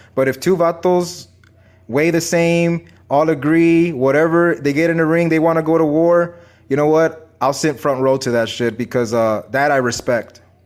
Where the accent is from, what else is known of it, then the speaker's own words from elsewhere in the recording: San Antonio, Texas, United States; I'm from Texas